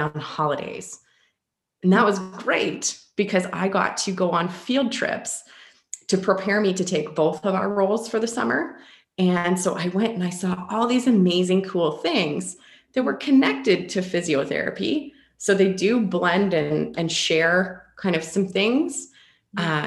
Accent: Ponoka, Alberta, Canada; So I'm from a small town of about 7,000 people called Ponoka in Alberta, Canada. And my family, we were very active as a family growing up

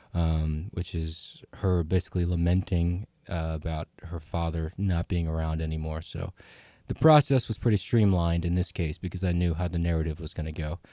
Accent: Woodstown, New Jersey, United States; the Blue Moon Theater in my hometown of Woodstown, New Jersey

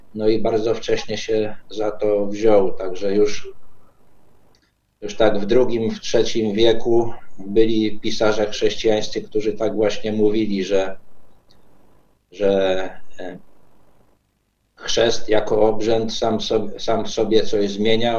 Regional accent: Podkarpacie, Subcarpathian Voivodeship, Poland; ja jestem z Podkarpacia, czyli z tego można powiedzieć bastionu katolickiego

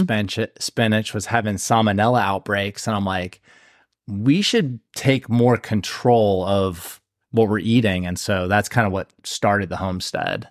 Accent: Ohio, United States; now in South Carolina, United States; we're from Ohio

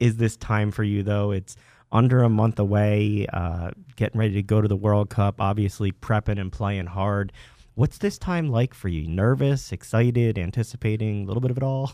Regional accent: Marlton, New Jersey, United States; I'm from Marlton myself

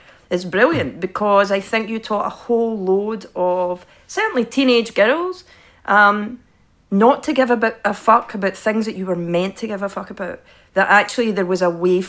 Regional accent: Scotland, United Kingdom; moved away; growing up in Scotland

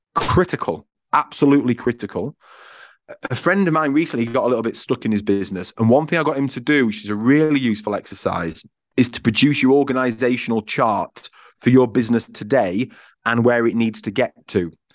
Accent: Yorkshire and the Humber, United Kingdom; I'm from Yorkshire, which I think plays a part in this because I'm a high Yorkshireman

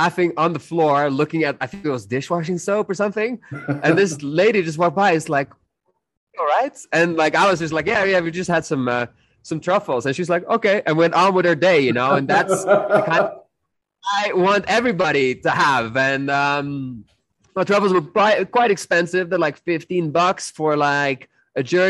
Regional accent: Netherlands; I'm from the Netherlands.

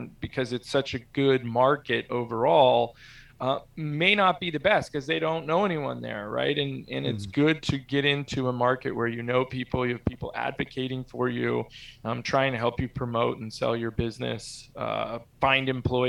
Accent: San Carlos, California, United States; also born or lived in Corvallis, Oregon / South San Francisco; From age of 14, I grew up in San Carlos, actually where we started the company when I was 25. So we moved to Corvallis, Oregon for my 7th and 8th grade year.

